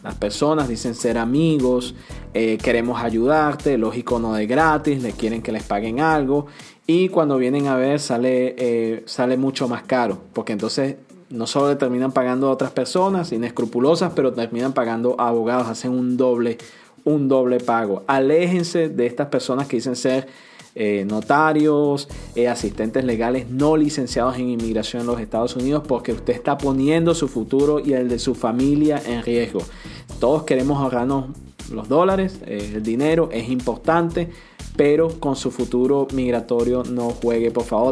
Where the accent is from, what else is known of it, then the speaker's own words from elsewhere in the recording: Venezuela; now in United States; Soy venezolana